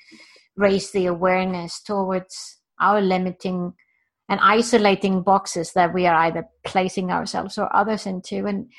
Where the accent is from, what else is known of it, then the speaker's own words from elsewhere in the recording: Iceland; I live in Iceland, okay? I'm born and raised in Iceland.